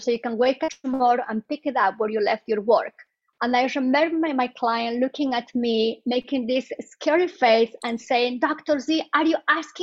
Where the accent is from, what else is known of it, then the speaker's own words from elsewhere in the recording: Bolivia; moved away as an adult; now in United States; I am originally from Bolivia, South America, and I came to the States, I think, in 2001.